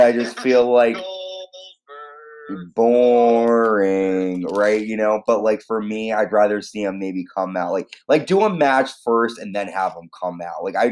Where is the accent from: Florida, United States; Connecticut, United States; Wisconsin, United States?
Connecticut, United States; I'm Connecticut